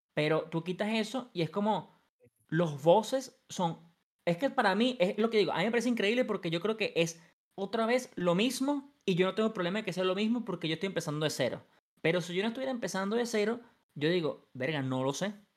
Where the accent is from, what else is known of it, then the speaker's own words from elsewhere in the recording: Venezuela; moved away as an adult; now in Mexico; Pero en Venezuela sí yo lo hacía. Yo lo dejé de hacer hasta que me mudé fuera de Venezuela